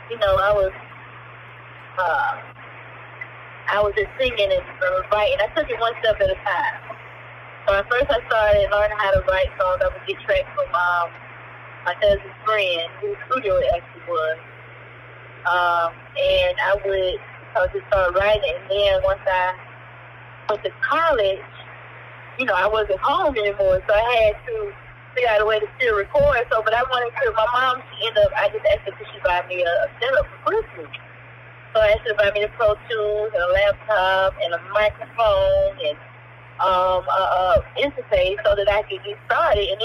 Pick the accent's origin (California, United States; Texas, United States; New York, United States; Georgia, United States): Georgia, United States; Atlanta; I'm a producer from Atlanta, Georgia